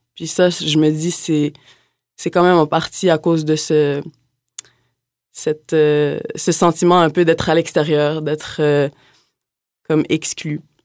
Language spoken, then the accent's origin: French; Montreal, Quebec, Canada; moved away as an adult; now in Quebec City, Canada; je suis originaire de Montréal aussi